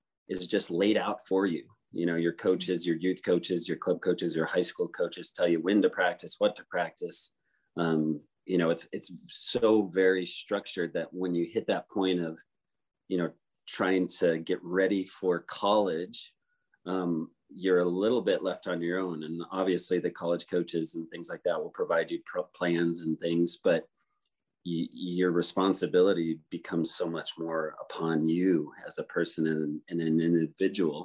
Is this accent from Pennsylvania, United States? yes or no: no; Steamboat Springs, Colorado, United States; moved away; also born or lived in Utah; I grew up in Steamboat